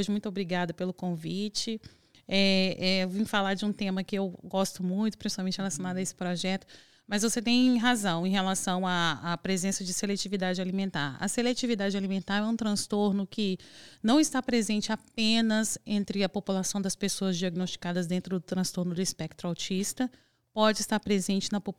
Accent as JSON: {"language": "Portuguese", "town": "Vitória", "region": "Espírito Santo", "country": "Brazil", "said": "eu sou do Espírito Santo, de Vitória do Espírito Santo."}